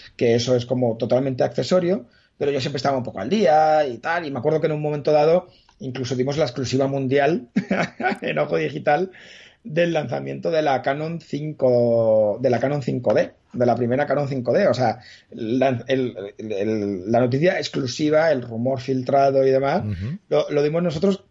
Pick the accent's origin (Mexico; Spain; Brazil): Spain; Madrid, Community of Madrid; yo nací en Madrid, pero no soy gato